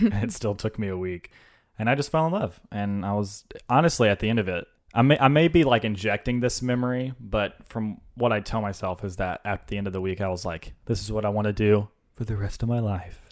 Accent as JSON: {"language": "English", "town": "Senatobia", "region": "Mississippi", "country": "United States", "tie": "born or raised there", "moved": "yes", "said": "Senatobia. It's about an hour south of Memphis"}